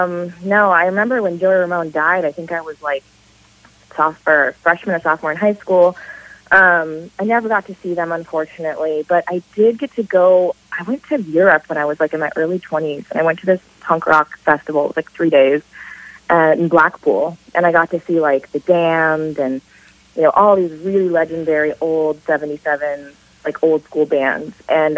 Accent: Hermosa Beach, California, United States; I grew up in Southern California, Hermosa Beach and Redondo Beach

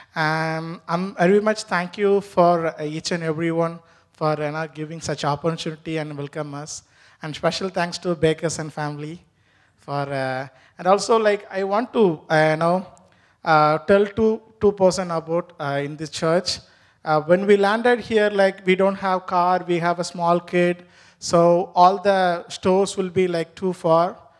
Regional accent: India; first language Tamil; English is a second language; moved away as an adult; now in New Hampshire, United States; my mother tongue is not basically Hindi, my mother tongue is Tamil

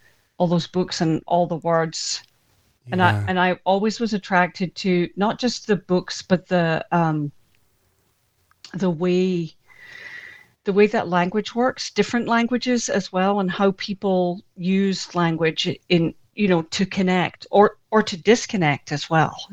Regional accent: Scotland, United Kingdom; now in United States; I was born in Scotland and adopted in Scotland as well by Scottish parents, and did my growing up there. And then subsequently, the whole family emigrated

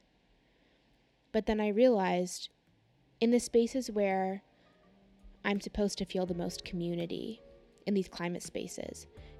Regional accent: California, United States; I am from California

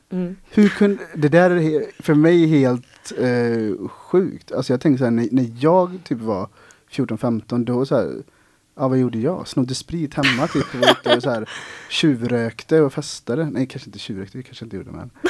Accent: Ulricehamn, Västra Götaland, Sweden; now in Gothenburg, Sweden; inte för att jag fick en chock när jag flyttade till eh, Göteborg från Ulricehamn, men det var ju ändå en skillnad.

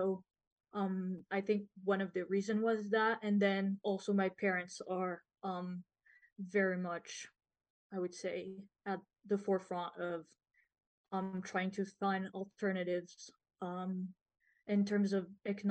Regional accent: France; now in Montreal, Canada; I'm from France

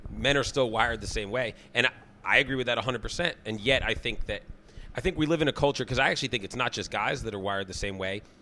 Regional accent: Sharon, Massachusetts, United States; I'm from Sharon, so for us it was Town Spa

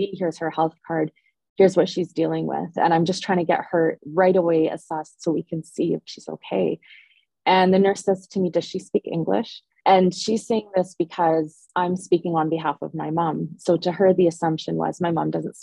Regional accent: Ontario, Canada; now in Edmonton, Canada; Oh, Ontario.

